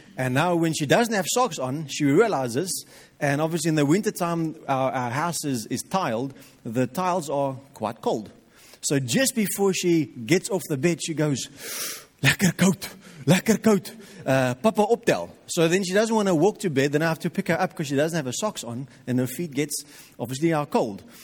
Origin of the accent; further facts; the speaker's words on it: South Africa; we as Afrikaans people